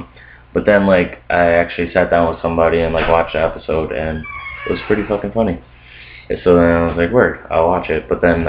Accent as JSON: {"language": "English", "town": "Scranton", "region": "Pennsylvania", "country": "United States", "tie": "born or raised there", "also_born_or_lived": "Brooklyn, New York", "said": "We're based out of Scranton, Pennsylvania. I'm originally from Brooklyn, New York. Grew up, moved out to Scranton, Pennsylvania back in 2006."}